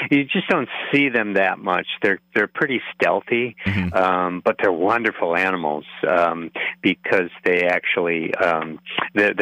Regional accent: Neillsville, Wisconsin, United States; moved away as an adult; also born or lived in Black River Falls; now in Twin Cities, United States; I grew up near Black River Falls, actually. I'm from Neillsville originally.

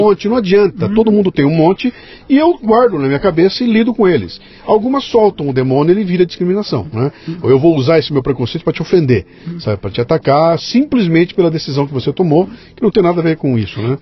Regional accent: Bauru, São Paulo, Brazil; lá em Bauru, inclusive minha terra

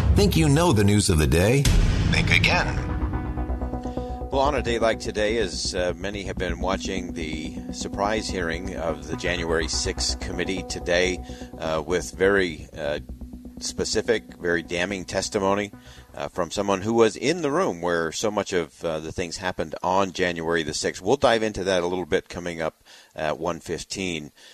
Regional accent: New York City, New York, United States; now in United Kingdom; I was born in New York City

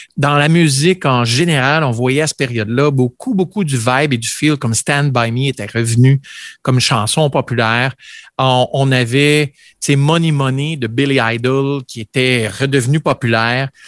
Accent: Vanier, Ontario, Canada; j'ai grandi à Vanier, Ontario

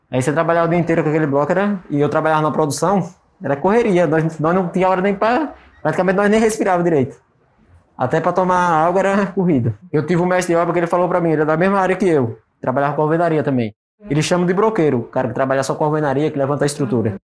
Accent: Sergipe, Brazil; now in Carapicuíba, Brazil; Eu sou sergipano, sou natural do Sergipe, e hoje eu tô morando aqui em São Paulo, Carapicuíba.

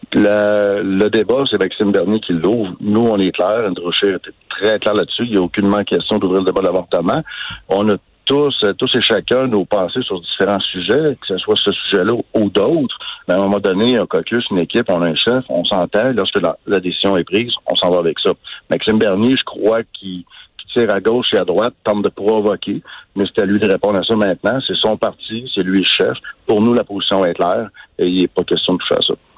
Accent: Canada; chez nous au Canada

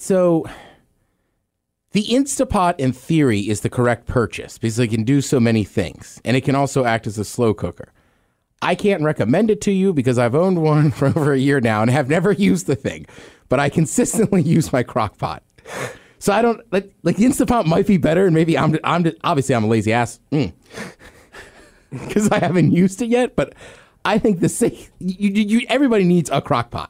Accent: Maryland, United States; moved away; I grew up in Maryland as a Maryland fan

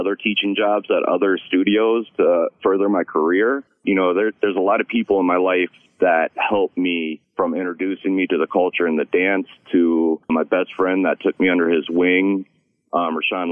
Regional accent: Columbus, Ohio, United States; I was born and raised here in Columbus, Ohio

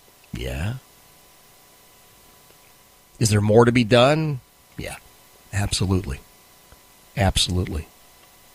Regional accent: United States; I live in the United States because I'm an American.

